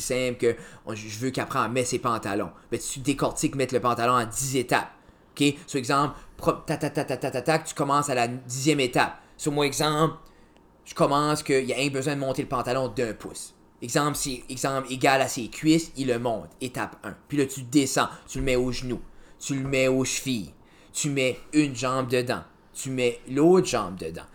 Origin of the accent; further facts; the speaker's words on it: Pointe-Verte, New Brunswick, Canada; je viens de Original Pointe Verte, new brunswick